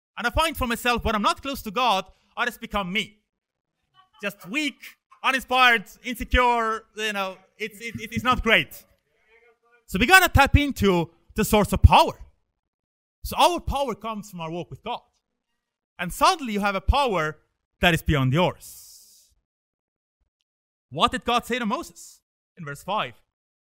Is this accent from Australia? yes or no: no; Estonia; now in Sweden; I come from Estonia, and I moved here 2011.